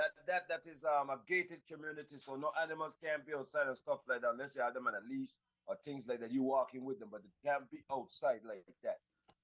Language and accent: English; Little Haiti, Florida, United States; also born or lived in Virgin Islands / Texas; I was born in the Virgin Islands, raised in Little Haiti and Texas. So I don't know about the customs and the stuff that they got going on down these parts.